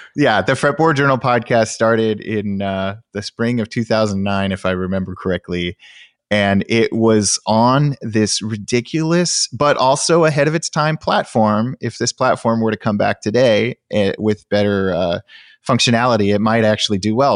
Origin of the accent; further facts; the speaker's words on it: outside of Sacramento, Northern California, United States; I grew up in Northern California in, uh, outside of Sacramento